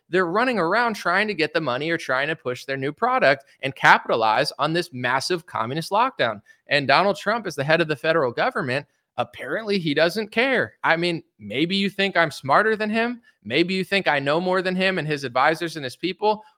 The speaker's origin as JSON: {"language": "English", "country": "United States", "said": "as an American citizen"}